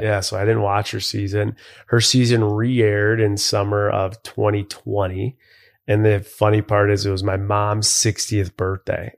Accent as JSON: {"language": "English", "town": "Buffalo", "region": "New York", "country": "United States", "tie": "born or raised there", "said": "I grew up in Buffalo, New York"}